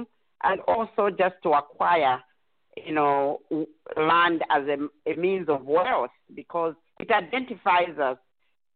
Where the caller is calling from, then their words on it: Dallas, Texas, United States; I'm calling from Dallas